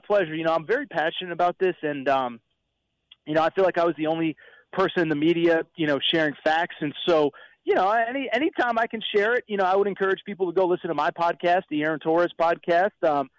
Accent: Connecticut, United States; You know, I grew up in Connecticut, very passionate fan base at UConn.

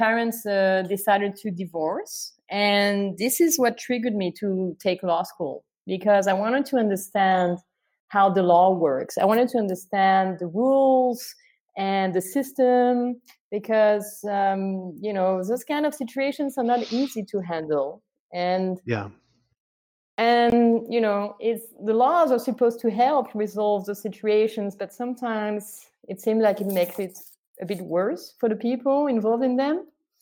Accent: France; moved away as an adult; also born or lived in Canada; I come from France. I was born in France, and I've been living in Canada for the past 10 years

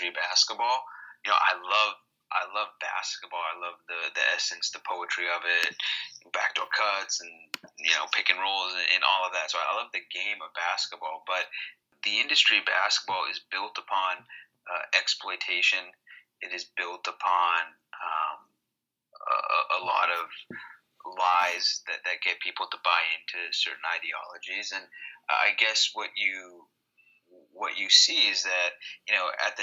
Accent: Canada; in our country, in Canada

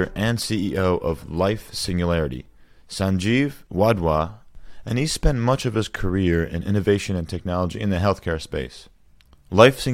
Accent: New Jersey, United States; That's my home state as well

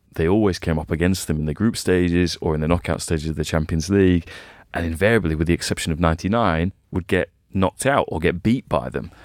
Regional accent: England, United Kingdom; as a kid, kind of growing up in England at the time

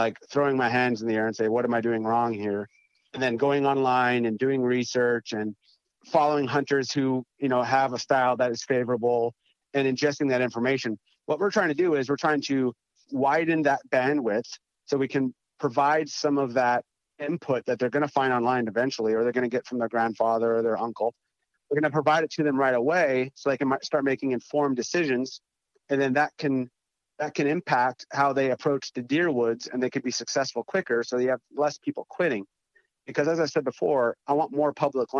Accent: North Dakota, United States; moved away as an adult; also born or lived in East Coast; growing up in North Dakota

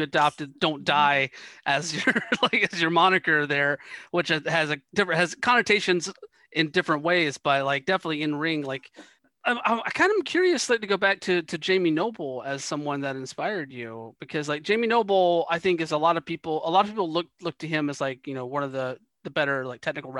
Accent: the South, United States; I was growing up in the South

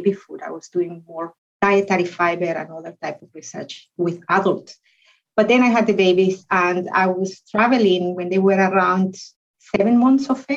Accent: Guatemala; moved away as an adult; also born or lived in United Kingdom / Europe; now in Glasgow, United Kingdom; I come originally from Guatemala in Central America, but I've been in the UK for over 15 years and in Europe for about 20 years.

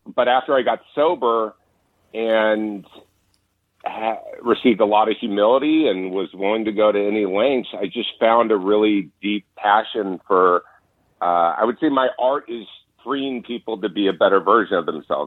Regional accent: Orange County, California, United States; growing up in Orange County

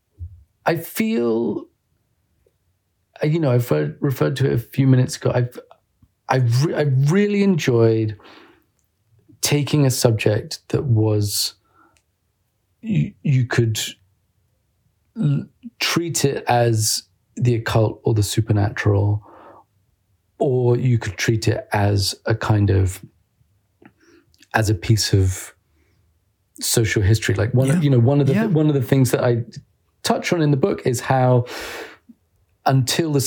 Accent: United Kingdom; I'm a British journalist

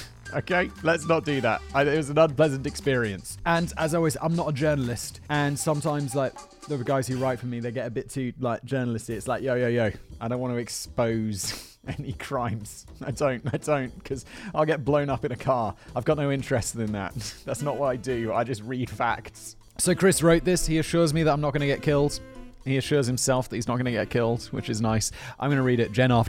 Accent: Manly, New South Wales, Australia; I grew up in Manly, in the neighbourhood in question, and personally knew or know many of the main players.

